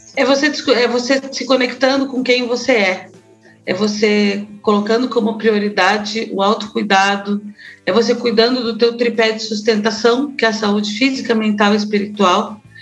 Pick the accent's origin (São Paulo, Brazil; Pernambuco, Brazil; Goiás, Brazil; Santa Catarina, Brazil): Santa Catarina, Brazil; Florianópolis; now in Curitiba, Brazil; Éramos seis pessoas felizes até os meus 15 anos em Florianópolis. Eu fui para Florianópolis com quatro anos